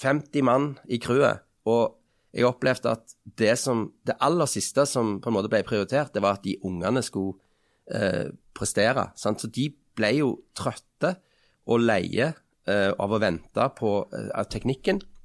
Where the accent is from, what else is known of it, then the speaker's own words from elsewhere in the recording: Stavanger, Rogaland, Norway; Nå kommer jeg fra Kalhammeren i Stavanger